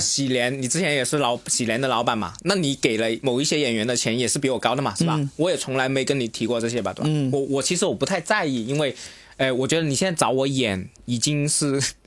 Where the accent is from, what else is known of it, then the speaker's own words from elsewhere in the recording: Guangdong, China; 对于我们广东人来说